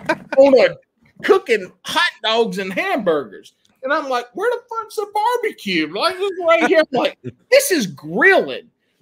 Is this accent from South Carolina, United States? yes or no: yes; South Carolina, United States; moved away as an adult; now in North Carolina, United States; This happened my freshman year of college in North Carolina. I grew up in South Carolina.